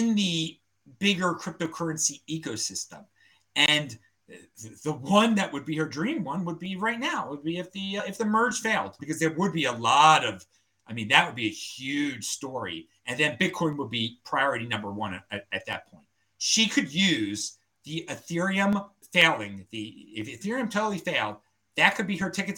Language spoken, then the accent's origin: English; Baltimore, Maryland, United States; also born or lived in Bend, Oregon; I am from Baltimore. I have the worst accent.